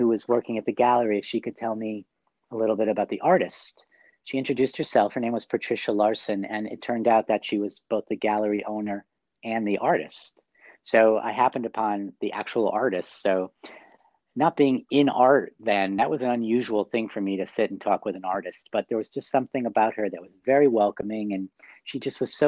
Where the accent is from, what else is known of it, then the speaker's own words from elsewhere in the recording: New York City, New York, United States; I'm from New York City.